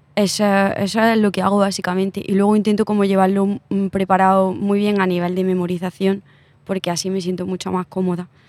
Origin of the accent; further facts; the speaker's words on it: Úbeda, Andalusia, Spain; now in Madrid, Spain; Úbeda, que es mi pueblo